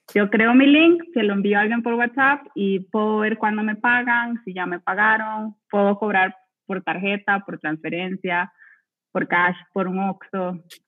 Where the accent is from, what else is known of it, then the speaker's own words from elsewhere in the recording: Costa Rica; yo soy de Costa Rica